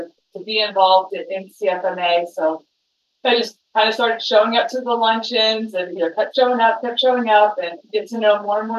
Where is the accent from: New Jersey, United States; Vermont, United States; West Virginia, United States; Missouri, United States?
West Virginia, United States; moved away as an adult; also born or lived in Arizona; now in Phoenix, United States; I grew up in West Virginia. I came out to Arizona right out of high school